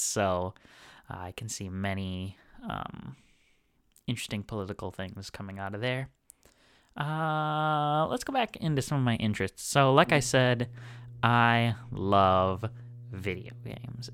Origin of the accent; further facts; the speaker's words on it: Wisconsin, United States; also born or lived in Harrisburg, Pennsylvania; I am, uh, both from Wisconsin and a university student